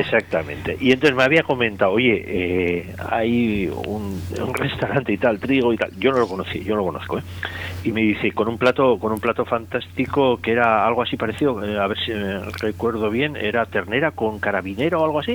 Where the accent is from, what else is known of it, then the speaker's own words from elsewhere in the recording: Basque Country, Spain; me voy a mi tierra, a, Euskadi